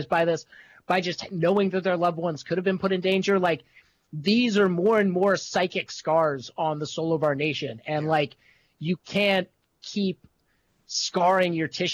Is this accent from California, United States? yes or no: no; Arizona, United States; my hometown or my home state of Arizona